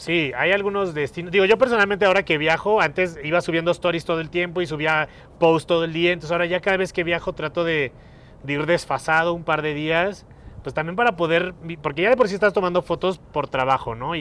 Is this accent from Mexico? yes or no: yes; Mexico; No soy italiano, soy muy mexicano